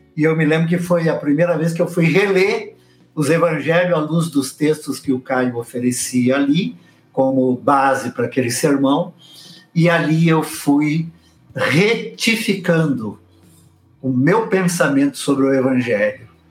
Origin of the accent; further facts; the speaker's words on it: São Paulo, Brazil; Cheguei em São Paulo com seis anos de idade